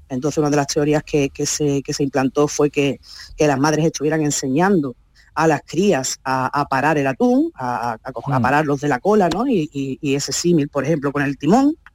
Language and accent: Spanish; Barcelona, Catalonia, Spain; also born or lived in Algodonales; soy de Barcelona, pero yo nací en Algodonales y cada año que vengo, vengo